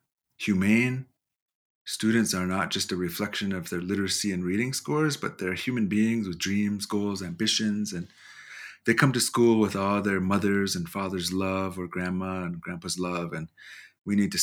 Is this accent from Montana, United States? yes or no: yes; Lodge Grass, Montana, United States; I'm from Lodgegrass, Montana, and more specifically Binnada, which is a area between the Bighorn Mountains and Lodgegrass.